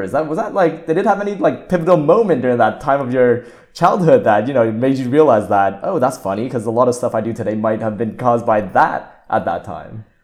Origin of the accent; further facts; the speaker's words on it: Montreal, Quebec, Canada; I went to the elementary school, secondary school, and kinda, like, university in the same town, so, like, in the same city of Montreal